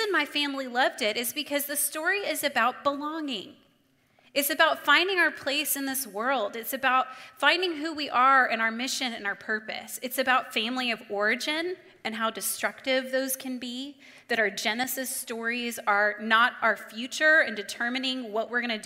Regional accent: Dallas, Texas, United States; I'm from Dallas

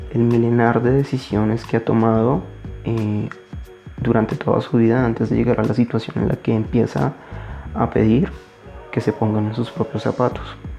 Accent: Colombia; en mi país, Colombia, Colombia, en mi país, Colombia

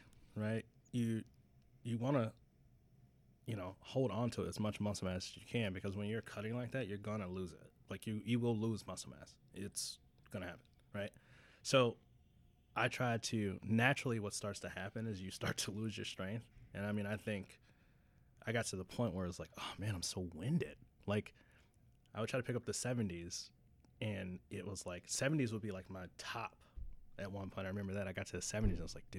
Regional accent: Wisconsin, United States; And I'm from Wisconsin.

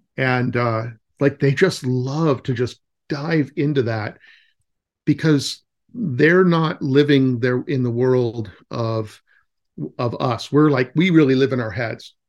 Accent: California, United States; moved away; I'm from California, so, originally

